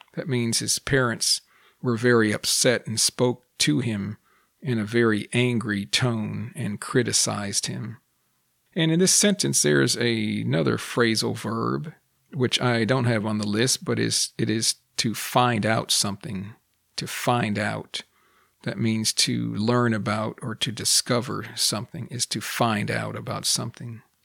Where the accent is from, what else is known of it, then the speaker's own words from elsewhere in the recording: United States; first language English; I am also a native English speaker born and raised in the United States